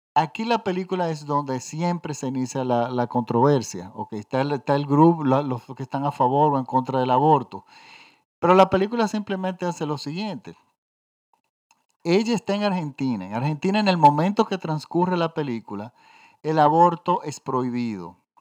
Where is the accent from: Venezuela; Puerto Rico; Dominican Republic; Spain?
Dominican Republic; yo vivo en la República Dominicana